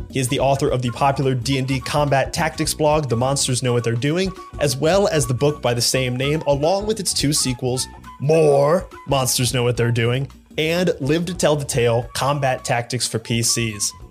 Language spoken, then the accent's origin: English; Columbus, Ohio, United States; I'm from Columbus, Ohio